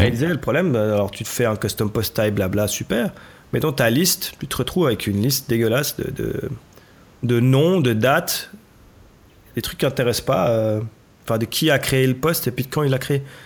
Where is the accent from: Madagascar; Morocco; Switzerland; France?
Switzerland; chez nous en Suisse